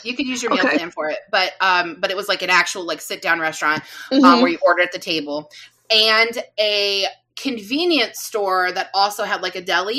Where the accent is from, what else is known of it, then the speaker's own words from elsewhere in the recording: Midwest, United States; I'm from the Midwest, so we know our ranch dressings.